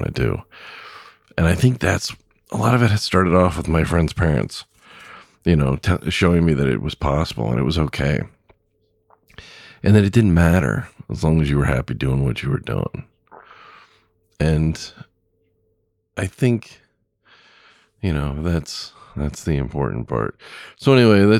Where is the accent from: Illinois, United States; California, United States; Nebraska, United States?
California, United States; Southern; also born or lived in Lakewood, California / Long Beach, California / Pasadena, California; now in Wisconsin, United States; I grew up in Southern California